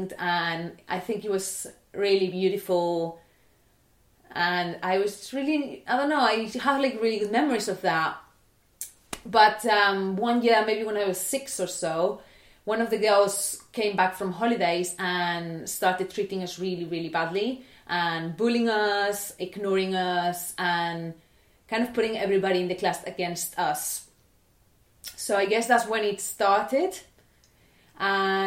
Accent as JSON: {"language": "English", "town": "Barcelona", "region": "Catalonia", "country": "Spain", "tie": "born or raised there", "said": "I was born in Barcelona in 1994"}